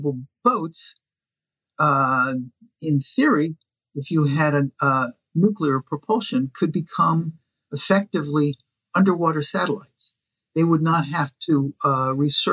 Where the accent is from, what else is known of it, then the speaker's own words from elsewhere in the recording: Washington, District of Columbia, United States; I grew up in Washington, D.C.